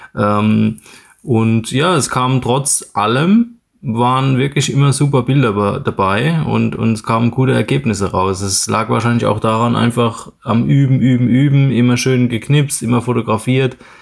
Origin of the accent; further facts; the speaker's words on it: Mannheim, Baden-Württemberg, Germany; geboren bin ich in Mannheim und lebe dort auch in der Nähe